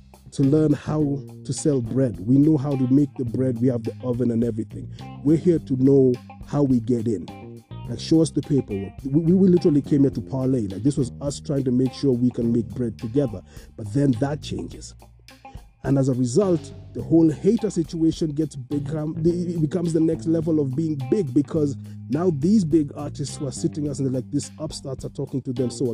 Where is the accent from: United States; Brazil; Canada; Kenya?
Kenya; as a people, as a Kenyan community, as a Kenyan society